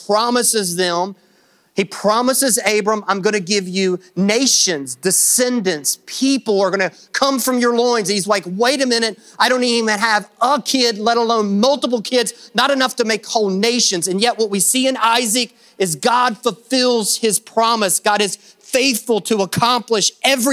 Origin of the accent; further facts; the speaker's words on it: Kentucky, United States; because I am from Kentucky